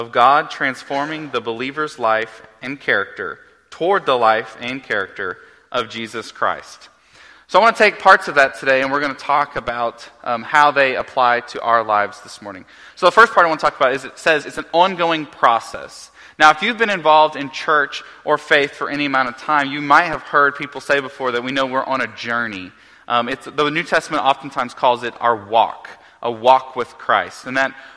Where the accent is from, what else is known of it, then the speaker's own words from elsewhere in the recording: Oklahoma, United States; moved away; growing up in Oklahoma